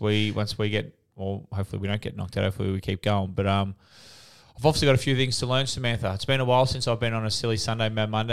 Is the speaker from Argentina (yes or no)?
no; Australia; We're Australian